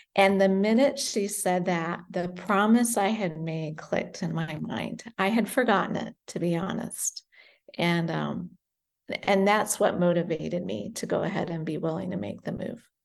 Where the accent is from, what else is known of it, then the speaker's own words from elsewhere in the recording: United States; moved away as an adult; also born or lived in Great Britain / Indonesia; now in Beirut, Lebanon; I was born in Great Britain and we moved to America when I was five and lived in America until we moved